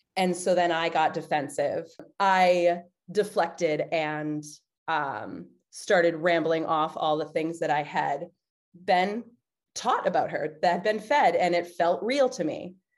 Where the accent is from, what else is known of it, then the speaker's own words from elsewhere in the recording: East Coast, United States; now in Chicago, United States; I'm from the East Coast